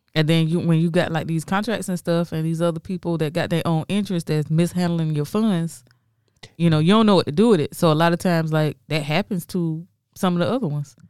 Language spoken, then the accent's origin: English; Florence, South Carolina, United States; also born or lived in Charleston, South Carolina; I'm from Florence.